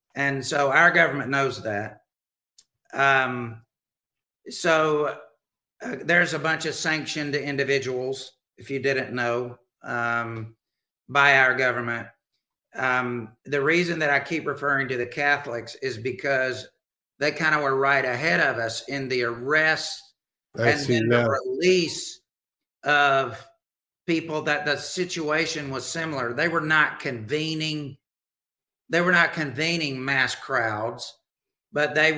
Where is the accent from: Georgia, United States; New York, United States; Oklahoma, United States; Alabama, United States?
Alabama, United States; I grew up in Alabama